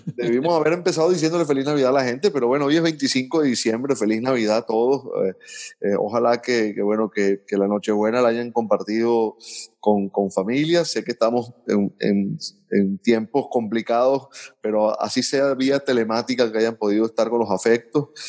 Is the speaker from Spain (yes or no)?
no; Venezuela; como venezolanos